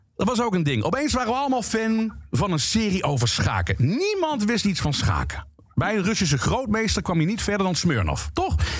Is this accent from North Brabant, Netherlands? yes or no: no; Limburg, Netherlands; Ik ben geboren en getogen in Limburg.